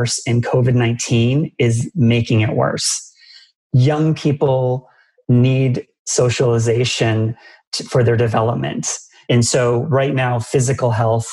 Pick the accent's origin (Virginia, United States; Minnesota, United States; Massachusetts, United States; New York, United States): Massachusetts, United States; I grew up in Massachusetts where Dunkin' Donuts is just a king of donuts